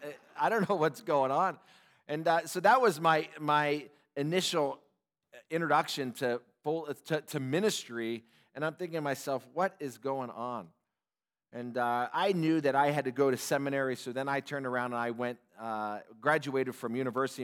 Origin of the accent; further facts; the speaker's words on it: Upland, California, United States; I grew up in Southern California in Upland, Ontario area